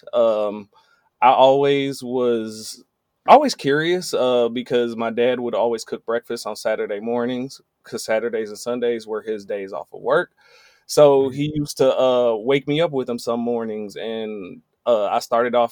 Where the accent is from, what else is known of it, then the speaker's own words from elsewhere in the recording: Benton Harbor, Michigan, United States; I'm from Benton Harbor, Michigan